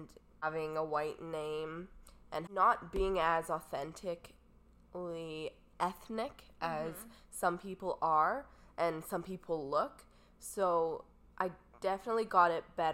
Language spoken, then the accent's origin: English; Canada; I'm from Canada.